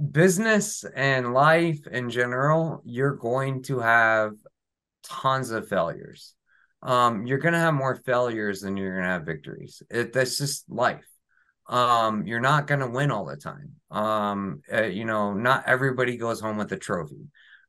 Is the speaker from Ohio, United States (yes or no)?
yes; Ohio, United States; now in New Jersey, United States; I live in New Jersey. I'm not from New Jersey. I grew up in Ohio.